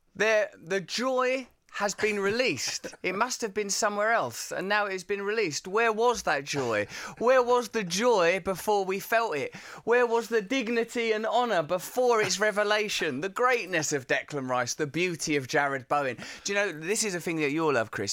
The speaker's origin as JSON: {"language": "English", "area": "Essex", "region": "East of England", "country": "United Kingdom", "said": "I'm from Essex"}